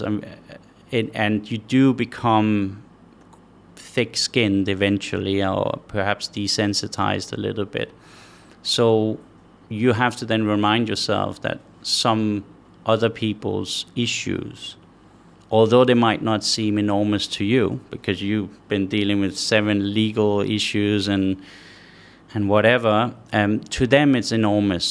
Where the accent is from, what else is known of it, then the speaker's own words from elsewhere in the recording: Denmark; now in Qatar; I'm from Denmark originally, uh, five million people